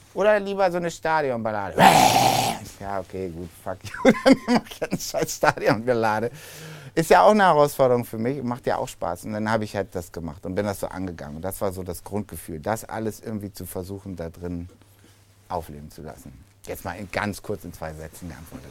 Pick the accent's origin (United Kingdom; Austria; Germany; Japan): Germany; Hamburg; als Hamburger